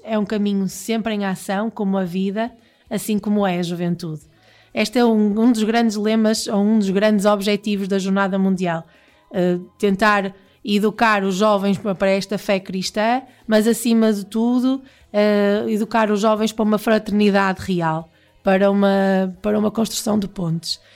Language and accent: Portuguese; Portugal; nós portugueses